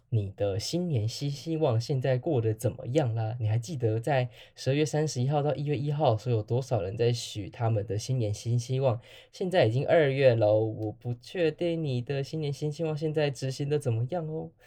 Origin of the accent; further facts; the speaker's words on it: Taiwan; 身为台湾人基本上都对于这件事情多少都有一些印象，那除非你是一九九九之后出生的人。我那时候也还小